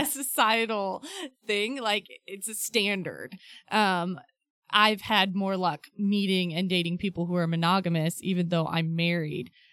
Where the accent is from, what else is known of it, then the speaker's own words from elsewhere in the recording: Ohio, United States; I was raised in Ohio